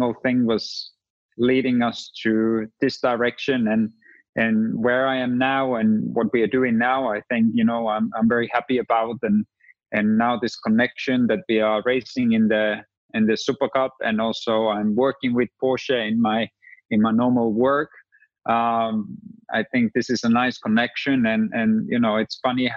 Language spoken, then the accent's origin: English; Rovaniemi, Lapland, Finland; I was the guy from Lapland